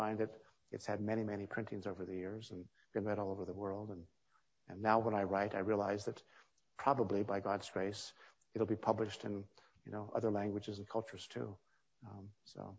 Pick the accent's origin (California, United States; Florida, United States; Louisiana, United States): California, United States; moved away; also born or lived in Pittsburgh / Washington, D.C.; In my school in California, the school had a practice of bringing authors in when I was 10 years old and 11 years old and 12 years old